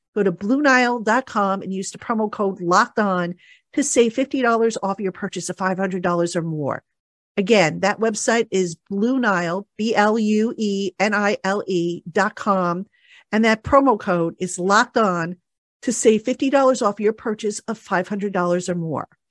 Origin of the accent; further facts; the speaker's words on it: New Jersey, United States; I'm from Jersey